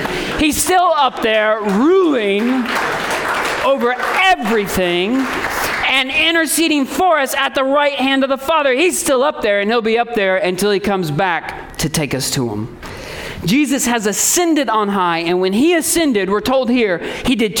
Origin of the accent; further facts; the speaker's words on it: Indiana, United States; I come from Indiana and basketball flows in the veins of all true Indianaites